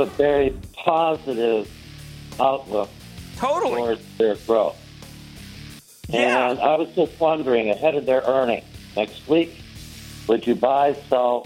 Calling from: Detroit, Michigan, United States; I am calling from the Motor City

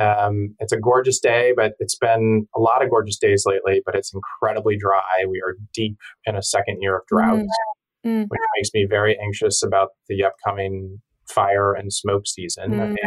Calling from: Larkspur, California, United States; I'm in the cottage in our backyard in Larkspur, California, about 8 miles from the Golden Gate Bridge.

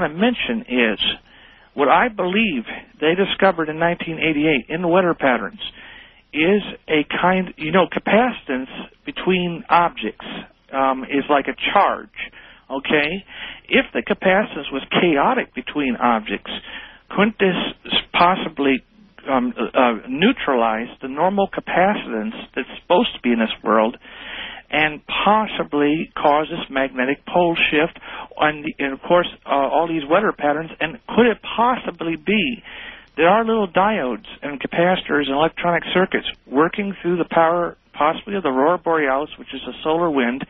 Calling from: Mansfield, Ohio, United States; I'm calling from Mansfield, Ohio.

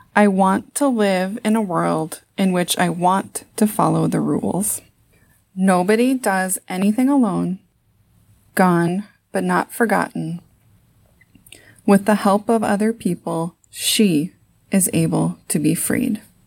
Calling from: Saint Paul, Minnesota, United States; I'm calling from Saint Paul, Minnesota.

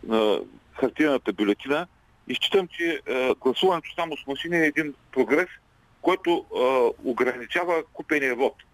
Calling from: Ruse, Ruse Province, Bulgaria; от Русе.

